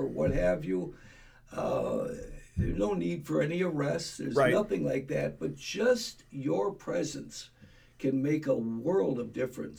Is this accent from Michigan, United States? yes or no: no; Milwaukee, Wisconsin, United States; when I grew up in Milwaukee, born and raised.